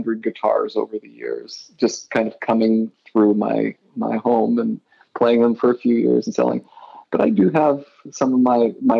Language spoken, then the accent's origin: English; Idaho, United States; moved away as an adult; also born or lived in Utah; now in Alexandria, United States; I grew up in Idaho and went to school in Utah